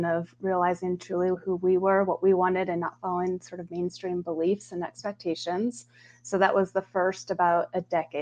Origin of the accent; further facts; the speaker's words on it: Colorado, United States; moved away as an adult; also born or lived in Bay Area, California; Born and raised in Colorado. You don't find too many of us anymore natives, but proud to say